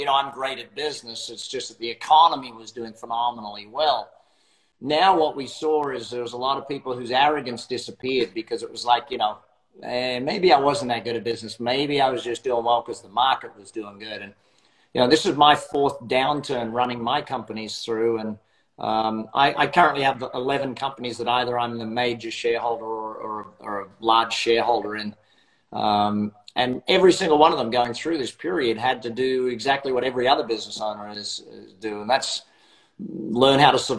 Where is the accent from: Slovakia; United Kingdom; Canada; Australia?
Australia; Brisbane, Queensland; accent: Australian; now in Las Vegas, United States; Australian by birth, now live in Las Vegas.